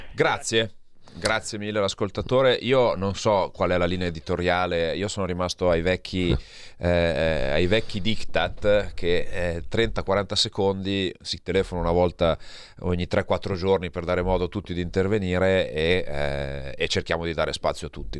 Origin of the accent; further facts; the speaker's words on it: Verbano-Cusio-Ossola, Piedmont, Italy; vengo da una piccola provincia, eh, del Piemonte, vengo dal Verbano Cusio Ossola